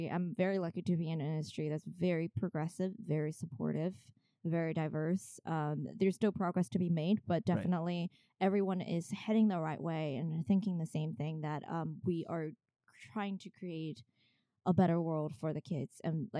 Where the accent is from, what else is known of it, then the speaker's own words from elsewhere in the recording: China; English is a second language; moved away as an adult; now in New York, United States; I grew up in China and finished high school there. And I did 1 year of art school in China, in China Academy of Art